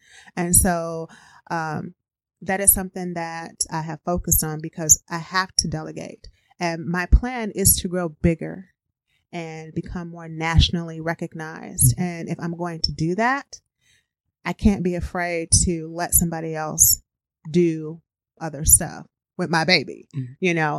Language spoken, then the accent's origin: English; Midwest, United States; now in Wisconsin, United States